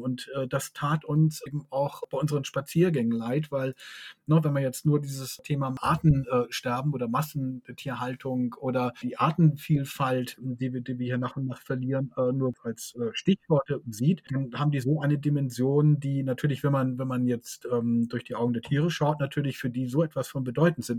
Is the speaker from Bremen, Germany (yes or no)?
no; Hamburg, Germany; wir kommen auch beide aus Hamburg